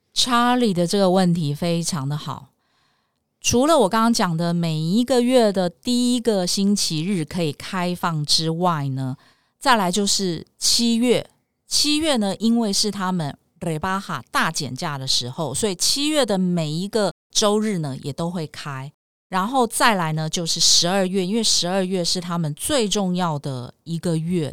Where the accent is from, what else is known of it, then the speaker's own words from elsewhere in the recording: Taiwan; moved away as an adult; also born or lived in Madrid, Spain; 我们台湾人